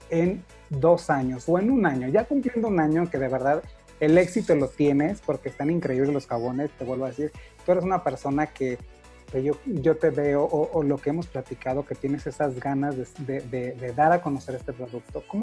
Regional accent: Sonora, Mexico; Es un producto 100% mexicano, sonorense, que yo soy de Sonora, de verdad, y tenemos

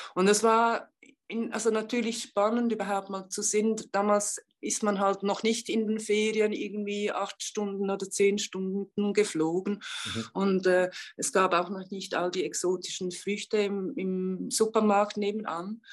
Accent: Switzerland; moved away; also born or lived in India; ich bin ja Schweizerin

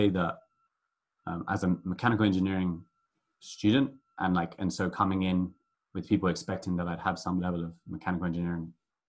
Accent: London, United Kingdom; moved away as an adult; growing up in London, is that it's just so multicultural

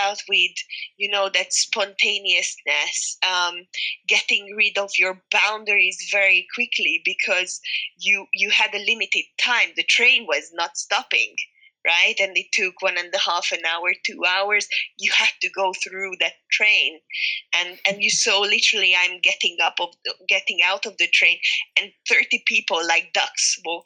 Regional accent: Hungary; I'm from Hungary

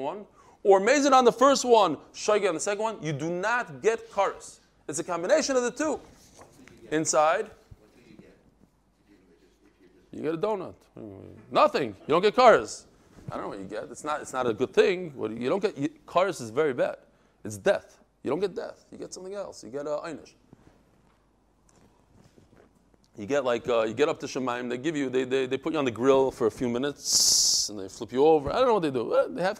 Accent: Bnei Brak, Tel Aviv District, Israel; I grew up in Bnei Brak

